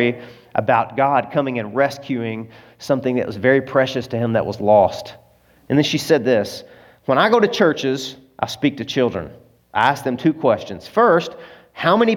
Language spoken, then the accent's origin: English; Arkansas, United States; I'm from Arkansas.